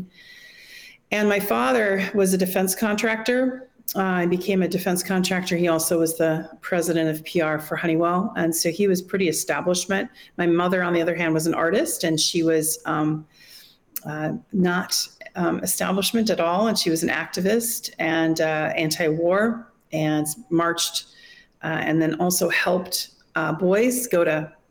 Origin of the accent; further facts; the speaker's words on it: Wisconsin, United States; also born or lived in Monterey, California; now in Moscow, Russia; my parents moved when I was a baby to Wisconsin and had a farm